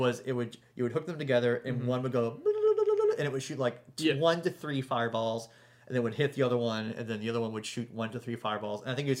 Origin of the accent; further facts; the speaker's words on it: the South, United States; I'm from the South.